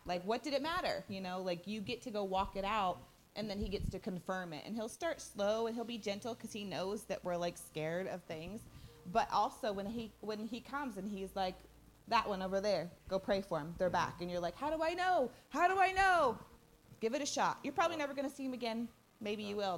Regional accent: Odessa, Texas, United States; We're, we're from the Odessa area

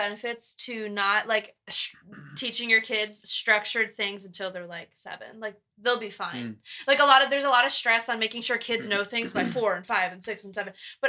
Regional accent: New Jersey, United States; moved away as an adult; now in Kentucky, United States

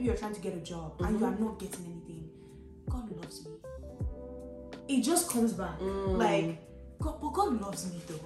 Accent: Lagos, Nigeria; growing up in Lagos

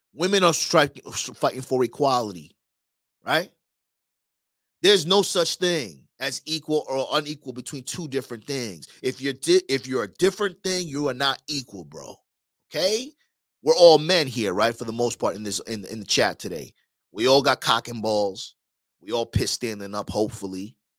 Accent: New York, United States; now in Miami, United States; I'm from New York too.

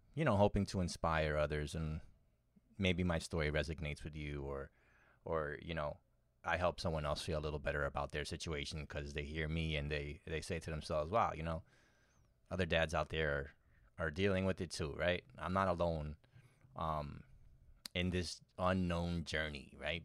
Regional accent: New York City, New York, United States; born and raised in New York City

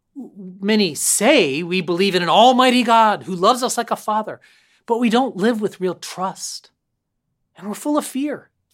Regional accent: Concord, Massachusetts, United States; I grew up locally in Concord, Mass

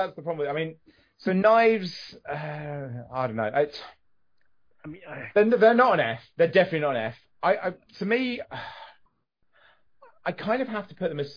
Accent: England, United Kingdom; because I'm English

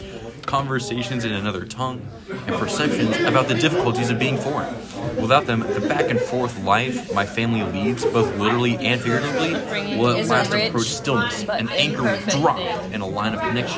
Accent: United States; Well, I'm American by virtue of the fact that I was raised in this country. I'm Indian thanks to the efforts of two individuals.

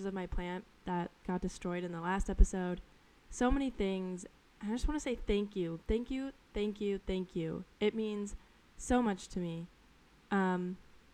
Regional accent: Colorado, United States; moved away as an adult; now in New York City, United States; where I grew up in Colorado is very slow and very chill

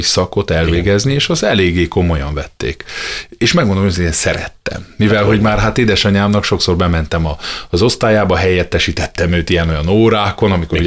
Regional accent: Miercurea Ciuc, Harghita County, Romania; moved away as an adult; also born or lived in Remetea (Gyergyóremete), Romania / Oradea, Romania / Budapest, Hungary / United States; now in Fót, Hungary; Gyergyó remetén születtem, Csíkszeredában nőttem föl, aztán jött Nagyvárad, és jött Budapest

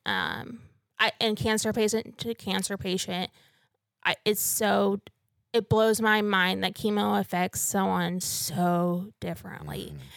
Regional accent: North Missouri, United States; moved away as an adult; also born or lived in Stillwater, Oklahoma; now in Canyon, United States; I'm actually from North Missouri

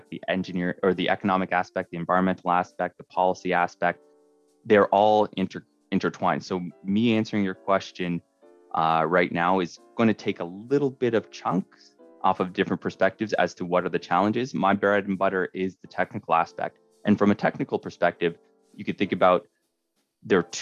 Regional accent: Scarborough, Ontario, Canada; I'm, I'm originally from Scarborough, and so coming up in the north has opened my eyes into how how things are done differently.

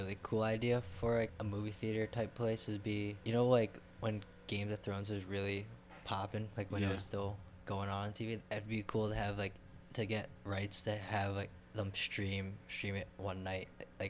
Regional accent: Fairport, New York, United States; I grew up in Fairport

